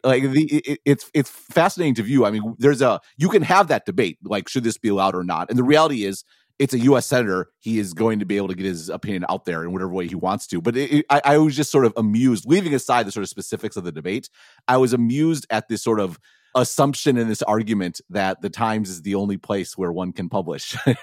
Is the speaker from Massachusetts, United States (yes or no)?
no; Madison, Wisconsin, United States; growing up in Madison